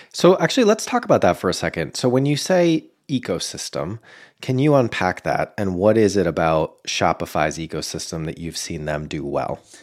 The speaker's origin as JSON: {"language": "English", "town": "Boston", "region": "Massachusetts", "country": "United States", "tie": "born or raised there", "moved": "yes", "said": "my hometown of Boston"}